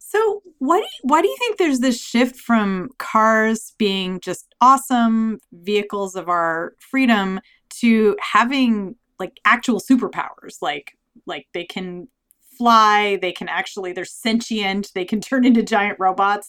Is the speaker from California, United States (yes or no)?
yes; Southern California, United States; where I grew up in Southern California